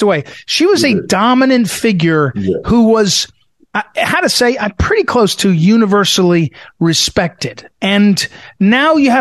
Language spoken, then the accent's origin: English; United States; I'm an American